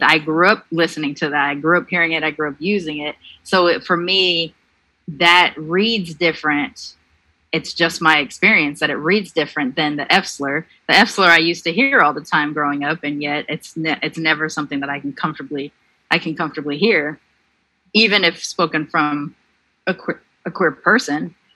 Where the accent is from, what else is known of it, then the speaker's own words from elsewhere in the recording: Long Beach, California, United States; I grew up in Long Beach